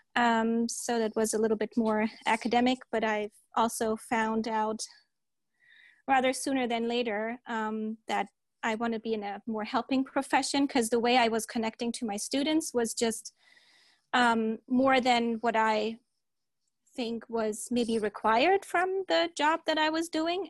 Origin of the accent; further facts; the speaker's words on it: Germany; moved away as an adult; also born or lived in Turkey / Delaware, United States; now in San Diego, United States; I was born in Germany and then mostly raised in Germany